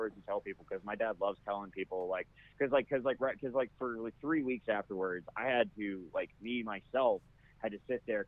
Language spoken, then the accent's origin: English; Alabama, United States; moved away; growing up in Alabama